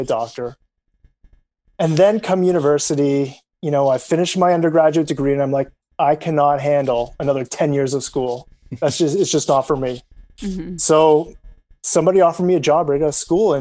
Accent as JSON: {"language": "English", "country": "Canada", "said": "as a Canadian"}